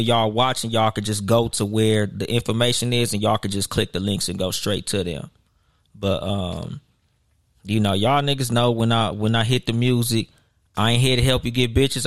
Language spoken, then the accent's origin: English; Southern California, United States; I'm from Southern California.